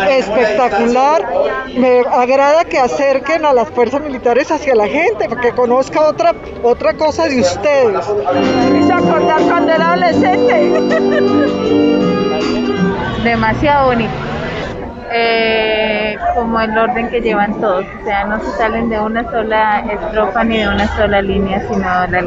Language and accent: Spanish; Colombia; now in Guatemala; Vengo de Guatemala. Soy colombiana, pero tenía 12 años de no estar dentro del país.